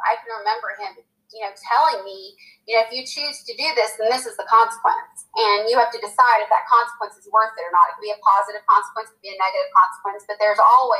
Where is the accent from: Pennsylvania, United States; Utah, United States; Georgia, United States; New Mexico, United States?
New Mexico, United States; Clovis; born there; also born or lived in California; So we moved, I was born in Clovis, New Mexico. Then we moved to California. We were there for 3 years and actually lived on a military base